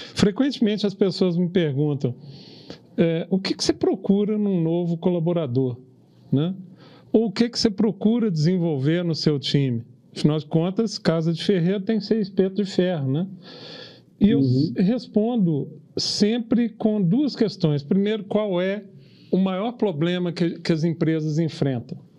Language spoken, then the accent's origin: Portuguese; Brazil; orgulho como brasileiro